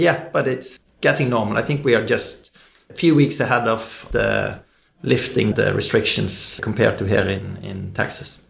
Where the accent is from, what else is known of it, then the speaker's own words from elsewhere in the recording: Bergen, Vestland, Norway; growing up in, in Bergen, Norway